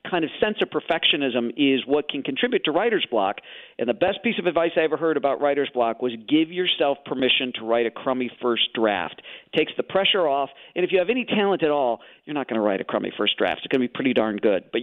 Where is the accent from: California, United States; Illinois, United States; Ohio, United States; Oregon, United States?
Illinois, United States; Chicago; I grew up in Chicago, so I have these good Midwestern values